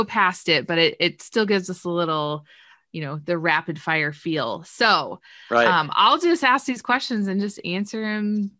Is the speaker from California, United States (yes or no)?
yes; Southern California, United States; moved away as an adult; also born or lived in Missouri / Colorado; now in Nebraska, United States; I'm originally from Southern California.